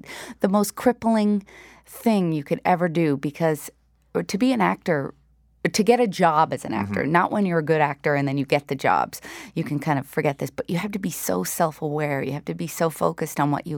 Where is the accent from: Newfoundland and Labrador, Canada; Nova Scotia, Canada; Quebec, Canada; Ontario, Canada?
Newfoundland and Labrador, Canada; Wabush; Well, it's interesting because we grew up in Wabush. So at that time, it was a real iron ore mining town.